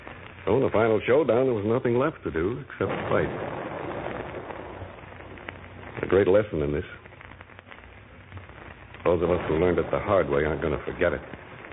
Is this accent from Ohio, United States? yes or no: yes; Chillicothe, Ohio, United States; I'm from Chillicothe.